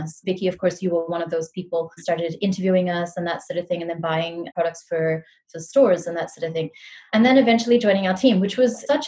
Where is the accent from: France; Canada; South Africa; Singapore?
Singapore; also born or lived in New Zealand; I was born in New Zealand. I come from mixed heritage, which I think has given me so much perspective on life. My mom is Singaporean. My dad's Kiwi. That's what we call people from New Zealand. And I moved to Singapore when I was like 10 years old, and I've been here for such a long time. I did school here and everything